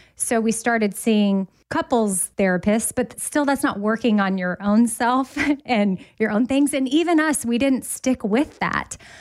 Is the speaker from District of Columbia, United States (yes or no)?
no; Austin, Texas, United States; now in Nashville, United States; Austin, which is my hometown, I would move back there because I currently live in Nashville